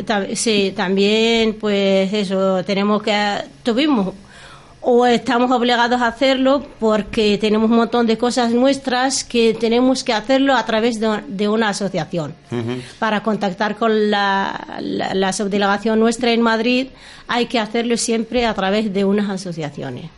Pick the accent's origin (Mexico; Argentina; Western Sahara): Western Sahara; first language Arabic; Spanish is a second language; moved away as an adult; also born or lived in Castilla-La Mancha / Cantabria; now in Torrelavega, Spain; somos saharauis